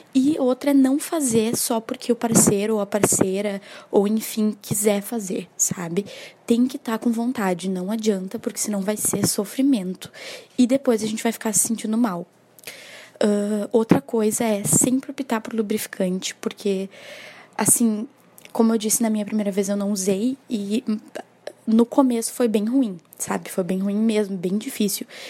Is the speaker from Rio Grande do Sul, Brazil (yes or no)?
yes; Porto Alegre, Rio Grande do Sul, Brazil; eu tenho 22 anos e sou aqui de Porto Alegre